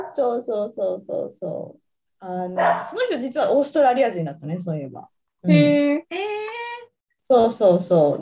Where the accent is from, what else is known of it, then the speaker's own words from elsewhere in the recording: Iwate, Japan; moved away as an adult; also born or lived in Canada / Tokyo; now in Australia; 岩手出身だったから岩手に住むっていう選択肢はまずない